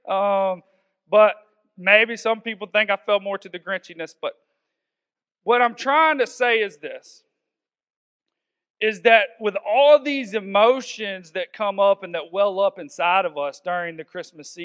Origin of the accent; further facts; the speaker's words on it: the South, United States; I'm from the South, so I may say wander sometimes